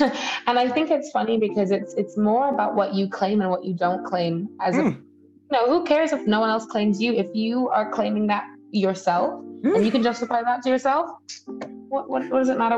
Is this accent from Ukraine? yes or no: no; Cayman Islands; the intricacies of being British by blood, but then also Caymanian by birth. I have a different tie to a Britishness than every other Caymanian would, because even though we are in overseas territory, I have family that live there